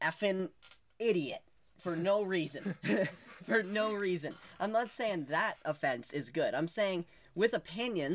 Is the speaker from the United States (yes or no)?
no; Canada; we're from Canada